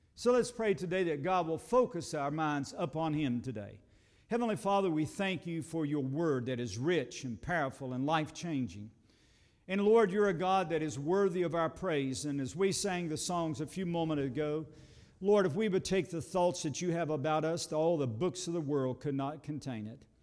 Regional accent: United States; I live in America and I am an American

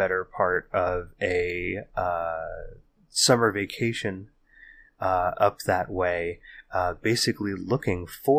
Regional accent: California, United States; we wander back through the hazy halls of our memories growing up in the Bay Area in the 80s and the 90s

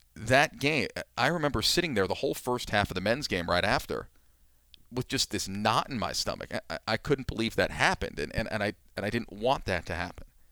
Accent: New York, United States; moved away; also born or lived in Pennsylvania; I grew up in New York

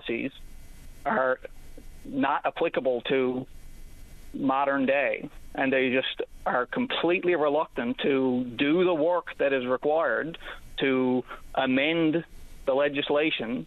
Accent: Newfoundland and Labrador, Canada; generations of my family lived on the property that I grew up on for 175 years at least.

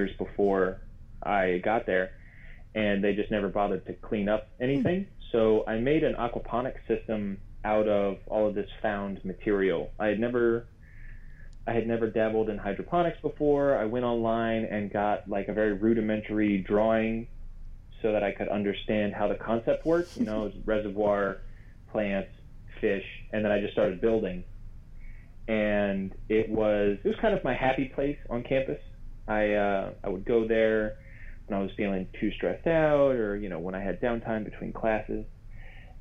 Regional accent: Maryland, United States; I'm from Maryland originally

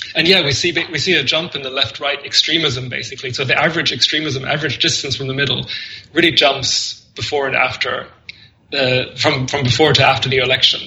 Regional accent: Germany; moved away; I grew up in Germany.

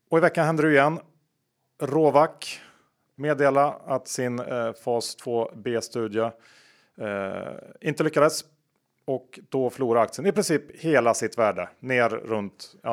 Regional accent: Värmland, Sweden; som värmlänning

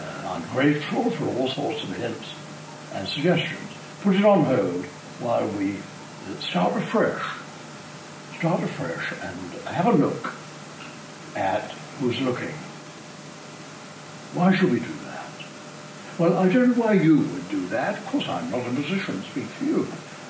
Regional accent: South Africa; I mean, we're grateful for being South African, we're grateful for being male or female or old or young, whatever it is.

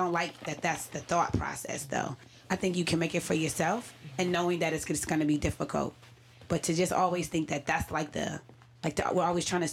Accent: Michigan, United States; moved away; also born or lived in Atlanta; I grew up in Michigan.

